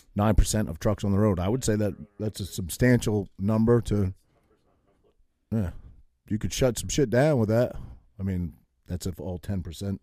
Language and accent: English; New England, Maine, United States; now in New Jersey, United States; I grew up in New England